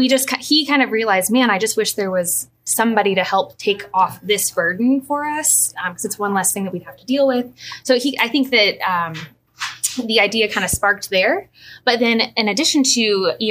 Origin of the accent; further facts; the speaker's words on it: Alton, Illinois, United States; Lifelong resident of Alton